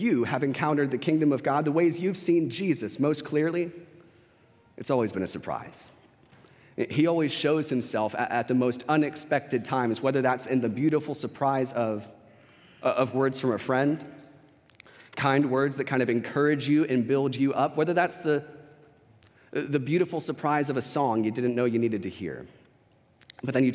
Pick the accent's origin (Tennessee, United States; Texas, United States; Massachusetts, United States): Texas, United States; San Antonio; I was from San Antonio